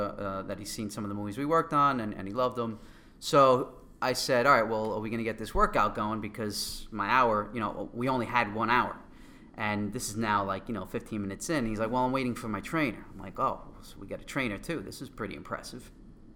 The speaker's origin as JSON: {"language": "English", "town": "New York City", "region": "New York", "country": "United States", "accent": "Queens", "said": "my Queens accent."}